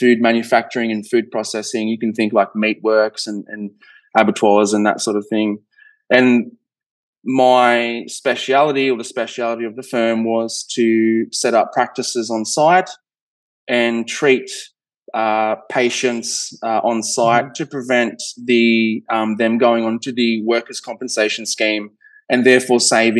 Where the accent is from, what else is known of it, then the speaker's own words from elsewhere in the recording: Australia; accent: Australian; being Australian, I'm sure you can hear the accent, but down in Australia